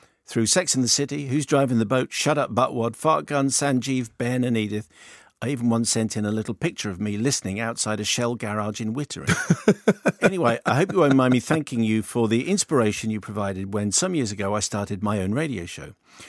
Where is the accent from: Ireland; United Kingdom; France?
United Kingdom; now in New York, United States; As a Brit living in New York, I fill my time at the weekend volunteering at the Intrepid Air, Sea and Space Museum.